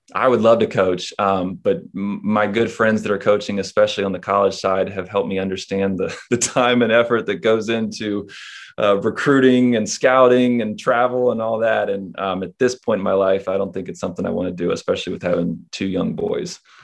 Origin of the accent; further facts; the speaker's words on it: Charlotte, North Carolina, United States; at a high school, um, again, being in Charlotte